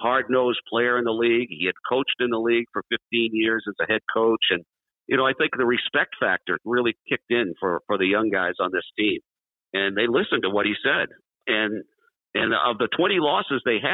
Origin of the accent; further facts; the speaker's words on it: Lawrence, United States; to have him own the radio station in my hometown and give me a chance and give me my first full-time job between my junior and senior year in high school